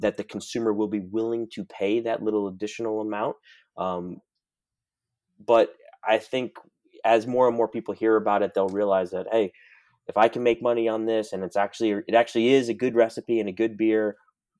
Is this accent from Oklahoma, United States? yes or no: no; New York City, New York, United States; I'm born and raised in New York City